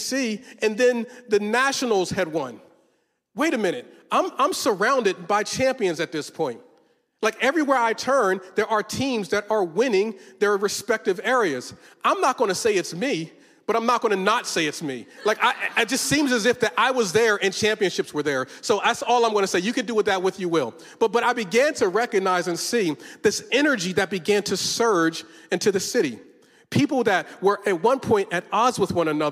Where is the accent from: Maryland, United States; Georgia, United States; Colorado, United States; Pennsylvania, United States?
Pennsylvania, United States; Philadelphia; I'm from Philly